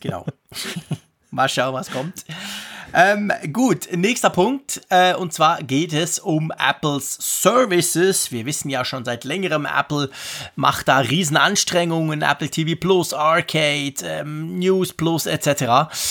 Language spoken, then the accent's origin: German; Switzerland; bei uns in der Schweiz